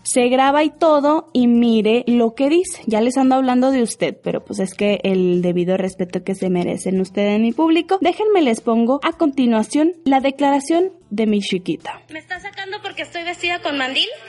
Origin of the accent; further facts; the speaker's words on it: Lerdo, Durango, Mexico; soy de Lerdo